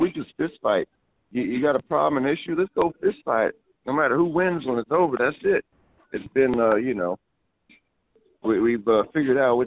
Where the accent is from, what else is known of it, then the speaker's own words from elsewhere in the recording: Florida, United States; moved away; I'm from Florida. I ain't from this fucking high clay area.